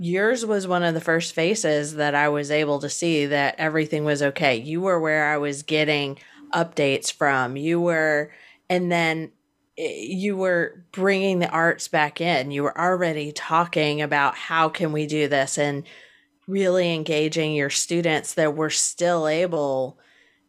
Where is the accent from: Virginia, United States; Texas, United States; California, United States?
Virginia, United States; Hampton Roads; also born or lived in Washington, D.C.; now in Panama City, United States; I grew up in Hampton Roads